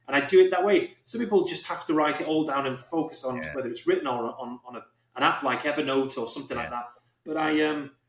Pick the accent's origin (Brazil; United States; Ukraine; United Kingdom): United Kingdom; England; I'm English